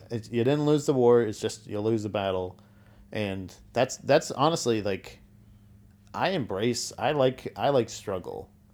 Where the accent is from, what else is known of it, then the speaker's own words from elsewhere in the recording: Florida, United States; growing up in Florida